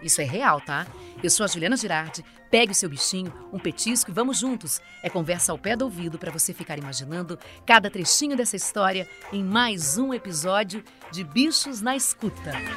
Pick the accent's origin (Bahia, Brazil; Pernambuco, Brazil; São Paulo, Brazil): São Paulo, Brazil; Americana; lá na minha cidade americana, fubeca é a mesma coisa que bolinha de gude.